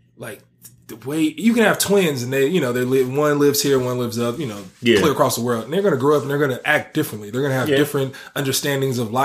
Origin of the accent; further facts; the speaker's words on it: Bay Area, California, United States; moved away as an adult; I grew up in the Bay Area, and I go back home